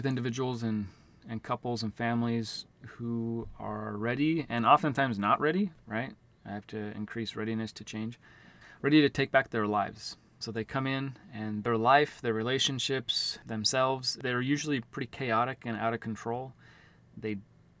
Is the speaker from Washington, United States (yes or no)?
yes; Auburn, Washington, United States; I'm from Auburn, Washington, which is the Seattle-Tacoma area.